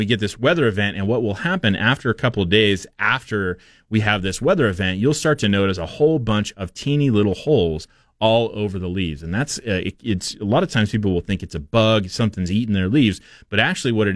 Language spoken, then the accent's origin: English; Portland, Oregon, United States; now in Boise, United States; I grew up in Portland